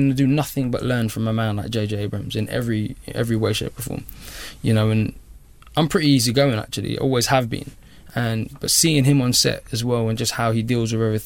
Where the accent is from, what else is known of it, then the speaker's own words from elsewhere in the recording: London, United Kingdom; when I grew up in Labrick Grove, it was not fun